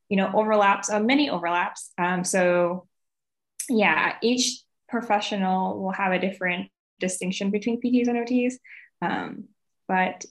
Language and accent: English; Portland, Oregon, United States; I'm from Portland, Oregon. I was born and raised there.